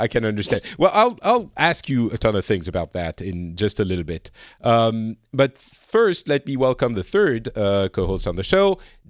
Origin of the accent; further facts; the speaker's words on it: France; now in Finland; I am from France. I am currently living in Finland.